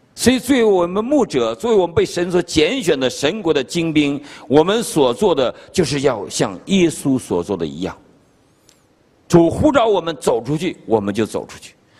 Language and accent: Chinese; China; now in Virginia, United States; 我们中国人